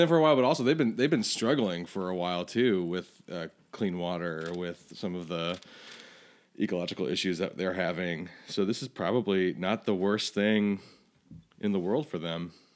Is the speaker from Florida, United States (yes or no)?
yes; Florida, United States; moved away; I grew up in Florida